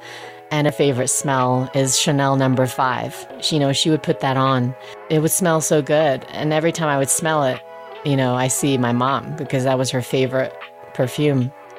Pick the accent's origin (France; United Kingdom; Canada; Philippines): United Kingdom; England; We had one of the first microwaves growing up in England, and it was giant.